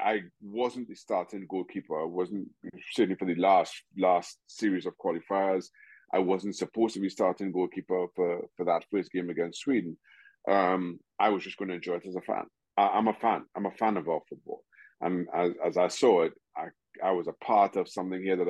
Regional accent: Trinidad & Tobago; moved away as an adult; also born or lived in United States; I grew up in Trinidad and Tobago.

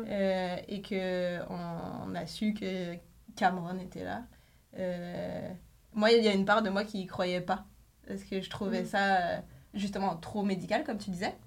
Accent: France; moved away as an adult; now in Quebec, Canada; je venais de France, enfin je viens de France

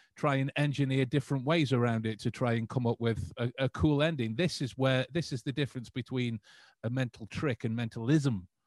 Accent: England, United Kingdom; we we are proud English men

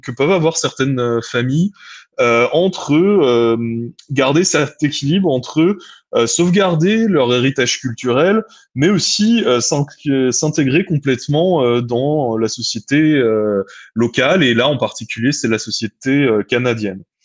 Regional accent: France; moved away; en tant que Française et Français de l'étranger

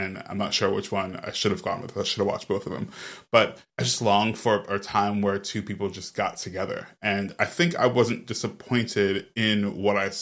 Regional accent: New York, United States; As a New Yorker

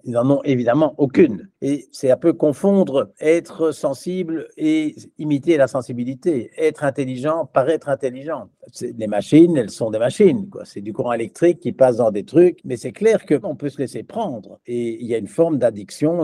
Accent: Belgium; je suis belge

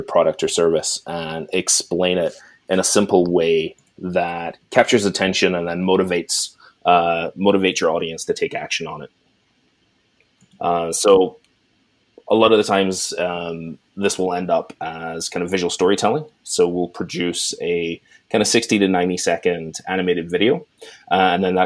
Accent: Scotland, United Kingdom; moved away as an adult; now in Canada; But I grew up in Scotland and now live in Canada.

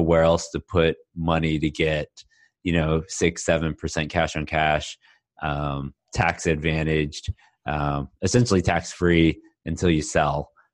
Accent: Houston, Texas, United States; also born or lived in Austin; now in Dallas, United States; I was born and raised in Houston, went to school in Austin, and I've been in Dallas for twelve years now.

